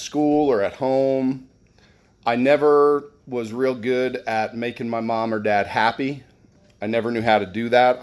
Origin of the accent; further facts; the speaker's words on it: New Jersey, United States; moved away; I grew up in New Jersey